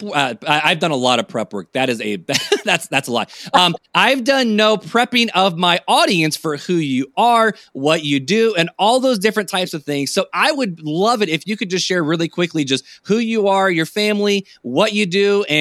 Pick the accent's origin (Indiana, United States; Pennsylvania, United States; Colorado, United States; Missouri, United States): Indiana, United States; I'm from Indiana